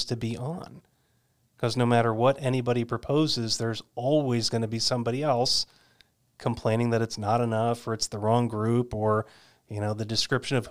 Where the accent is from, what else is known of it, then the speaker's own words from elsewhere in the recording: New York, United States; I grew up just outside of New York City.